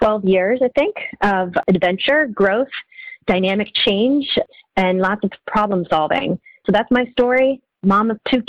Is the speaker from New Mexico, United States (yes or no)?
no; Massachusetts, United States; moved away as an adult; also born or lived in France / Africa / Washington, D.C. / South America; now in Brooklyn, United States; Thanks for the intro, Jesse, and I'm really excited to be here. I am from Massachusetts. I grew up in a very small town type of place